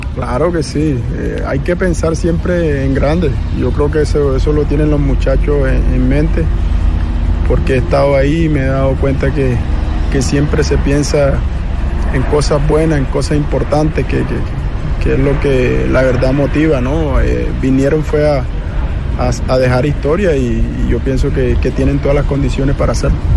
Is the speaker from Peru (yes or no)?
no; Colombian Caribbean coast, Colombia; moved away as an adult; now in Brazil; Como costeño que soy.